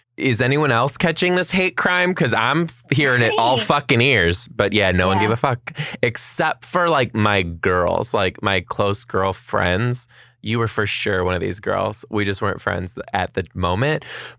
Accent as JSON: {"language": "English", "area": "just outside of Detroit", "region": "Michigan", "country": "United States", "said": "I am from just outside of Detroit, Michigan."}